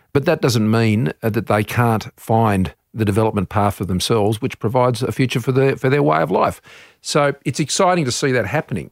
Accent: Australia; as an Australian, it's our part of the world.

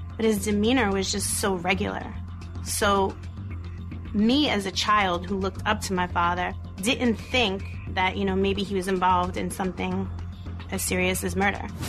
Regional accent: New York City, New York, United States; Growing up in Brooklyn was like one big happy family

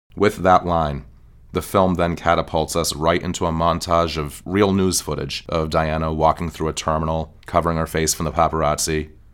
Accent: United States; I'm American

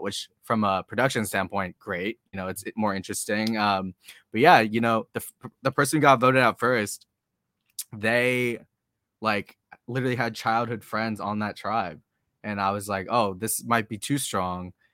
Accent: Boston, Massachusetts, United States; now in San Diego, United States; I'm from Boston. I grew up in Boston

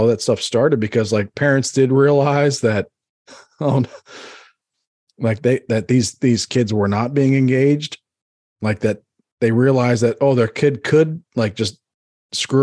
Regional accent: Northeast, United States; I grew up in the Northeast

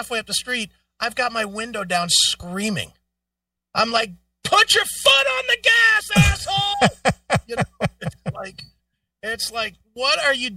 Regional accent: Ohio, United States; I'm from Ohio.

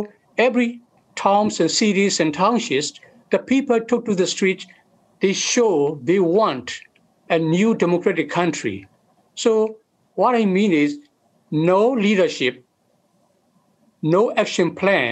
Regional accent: Karen State, Kayin State, Myanmar; moved away as an adult; also born or lived in Thai-Burma border; born and raised in Karen State

